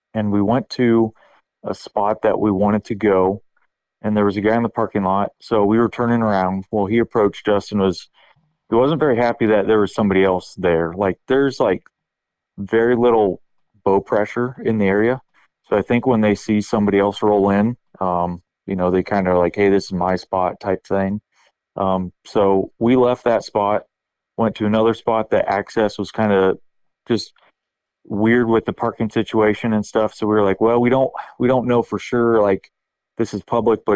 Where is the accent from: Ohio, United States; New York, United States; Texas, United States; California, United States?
Ohio, United States; Northeast; I'm from Northeast Ohio area